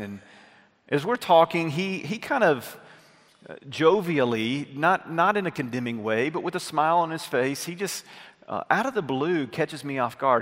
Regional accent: North Alabama, United States; moved away; I had gone back to my hometown in North Alabama, small town that I grew up

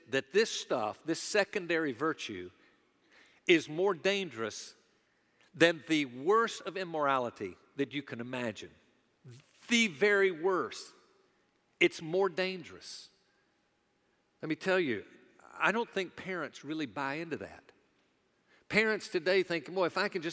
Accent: the American South, United States; those of us that are Southerners

